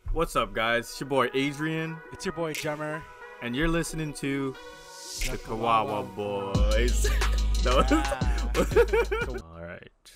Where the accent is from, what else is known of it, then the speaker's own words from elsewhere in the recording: Toronto, Ontario, Canada; we're all from Scarborough.